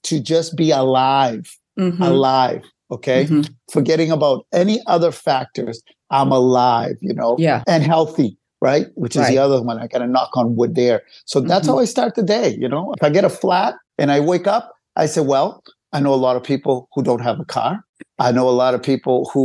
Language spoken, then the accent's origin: English; Cambridge, Massachusetts, United States; We grew up in Cambridge, Cambridgeport area